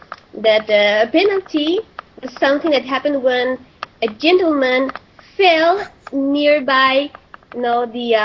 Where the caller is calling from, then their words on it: Santiago, Santiago Metropolitan Region, Chile; Yeah, I'm greeting you. I'm saying hello from Santiago de Chile.